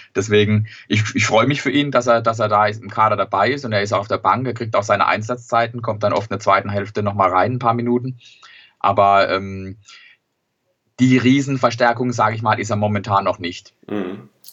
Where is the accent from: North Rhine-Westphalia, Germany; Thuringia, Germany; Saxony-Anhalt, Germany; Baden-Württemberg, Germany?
Baden-Württemberg, Germany; Sandhausen; die Heimat Sandhausen ist mir doch ein bisschen lieber